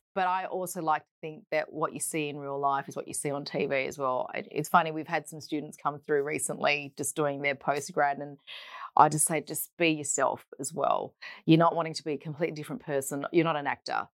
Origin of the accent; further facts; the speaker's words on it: Perth, Western Australia, Australia; Born and bred in Perth, um, and we grew up in the suburb of Hammersley, so in the north